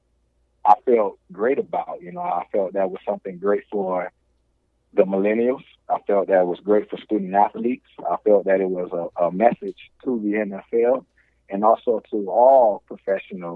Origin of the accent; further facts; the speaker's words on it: Miami, Florida, United States; that's my hometown